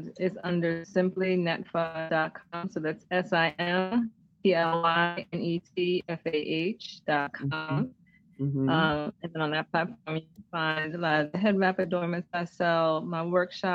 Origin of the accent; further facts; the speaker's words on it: New Jersey, United States; now in Philadelphia, United States; for a long time, Jersey was my home